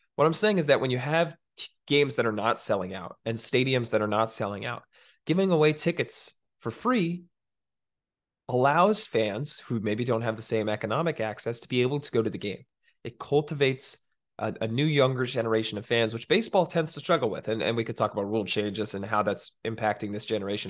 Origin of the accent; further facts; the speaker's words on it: East Bay, San Francisco Bay Area, California, United States; I grew up in the East Bay, uh, fifteen minutes from Oakland.